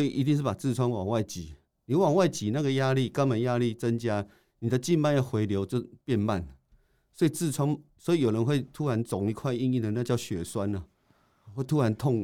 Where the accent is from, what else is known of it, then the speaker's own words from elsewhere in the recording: Taiwan; 我们台湾人